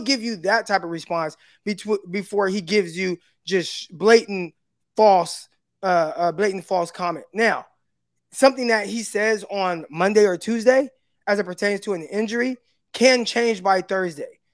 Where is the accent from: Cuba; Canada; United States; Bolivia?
United States; Stockton, California; also born or lived in San Jose; I'm from Stockton